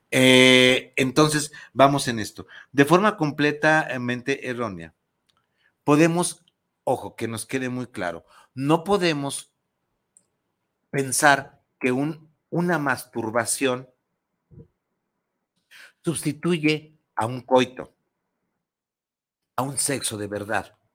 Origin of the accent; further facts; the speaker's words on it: Mexico; soy muy mexicana, me encanta el chile